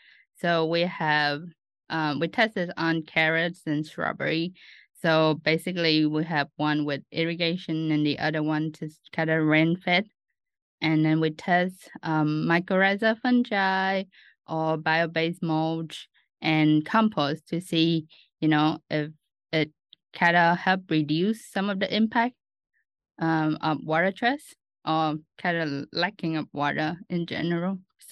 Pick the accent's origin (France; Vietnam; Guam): Vietnam; Ho Chi Minh City; moved away as an adult; also born or lived in Australia; now in Lincoln, United States; I'm originally from Ho Chi Minh City, Vietnam.